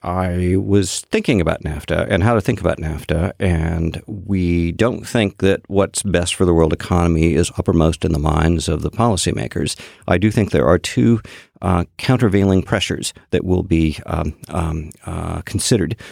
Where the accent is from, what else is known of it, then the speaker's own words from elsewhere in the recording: Boston, Massachusetts, United States; I am from Boston